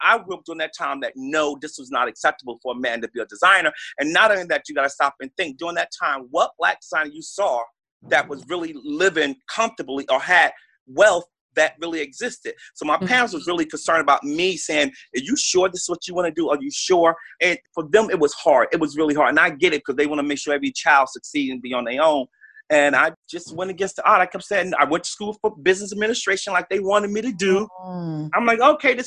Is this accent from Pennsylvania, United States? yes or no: no; Newark, New Jersey, United States; I grew up in Newark, New Jersey